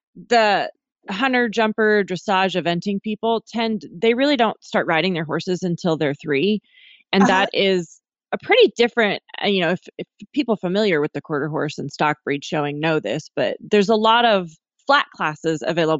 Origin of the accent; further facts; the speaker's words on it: Montana, United States; everyone who listens to this knows that I'm from Montana.